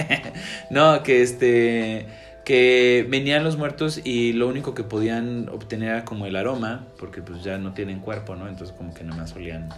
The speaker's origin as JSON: {"language": "Spanish", "country": "Mexico", "said": "los mexicanos"}